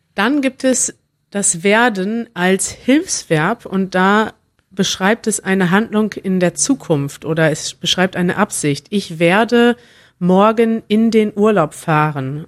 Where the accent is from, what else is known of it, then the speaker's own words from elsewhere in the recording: New York, United States; first language English and Hebrew; German is a second language; moved away as an adult; now in Tel Aviv, Israel; ich komme aus New York, aber ich bin vor sechs Monaten nach Tel Aviv gezogen